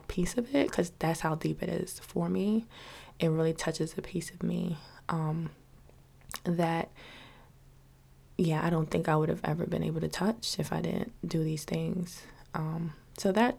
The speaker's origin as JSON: {"language": "English", "town": "New York City", "region": "New York", "country": "United States", "tie": "born or raised there", "said": "Living in New York City, growing up in New York City"}